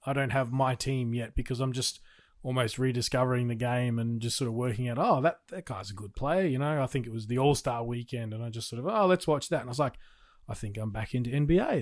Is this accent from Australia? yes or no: yes; Australia; I'm an Australian